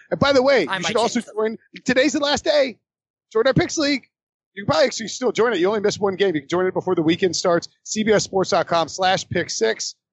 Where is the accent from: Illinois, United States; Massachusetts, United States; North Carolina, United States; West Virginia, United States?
North Carolina, United States; High Point; I grew up in High Point, North Carolina, and we had hurricanes